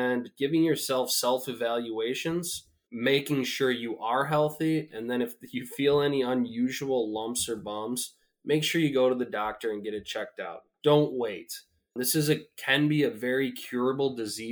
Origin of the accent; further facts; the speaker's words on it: North Central Wisconsin, United States; I grew up in North Central Wisconsin